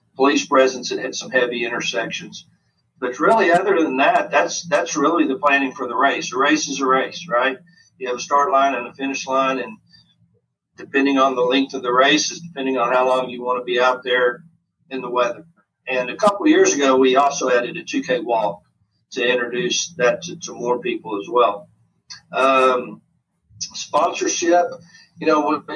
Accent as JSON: {"language": "English", "country": "United States", "said": "being an American"}